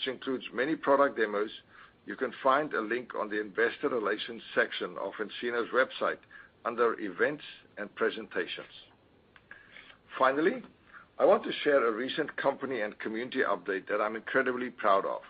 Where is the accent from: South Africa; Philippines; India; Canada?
South Africa; now in Wilmington, United States; growing up in South Africa